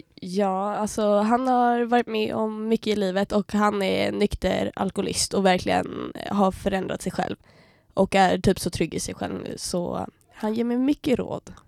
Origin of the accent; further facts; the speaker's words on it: Uppsala, Uppsala County, Sweden; moved away as an adult; now in Umeå, Sweden; jag kommer från Uppsala, är 21